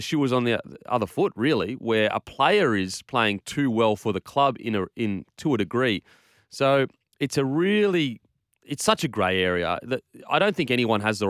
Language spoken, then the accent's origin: English; Queensland, Australia; I'm Queenslander